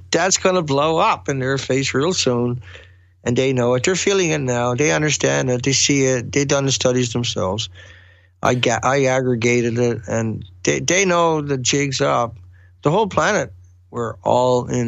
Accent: Newfoundland and Labrador, Canada; accent: heavy accent; moved away as an adult; also born or lived in West Coast of Canada; I was originally from Newfoundland

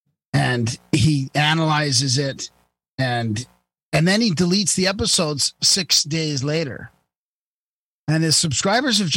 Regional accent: Vancouver, British Columbia, Canada; I grew up in Vancouver

